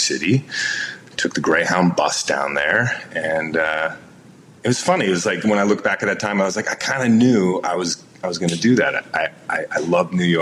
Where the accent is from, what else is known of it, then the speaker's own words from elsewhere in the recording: London, Ontario, Canada; now in United States; I grew up in London, Ontario, which is like a great kind of college town in Ontario.